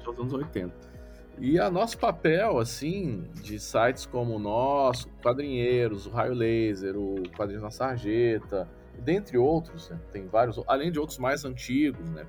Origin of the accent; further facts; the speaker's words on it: Brasília, Federal District, Brazil; moved away; eu sou de Brasília, eu não estou em Brasília no momento, mas eu sou de Brasília